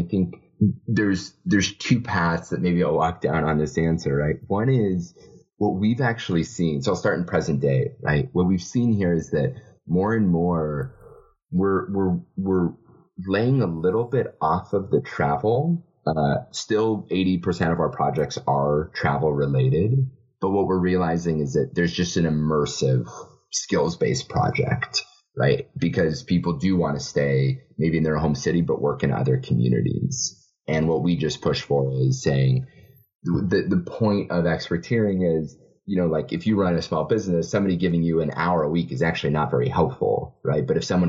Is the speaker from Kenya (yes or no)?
yes; Kenya; my home country of Kenya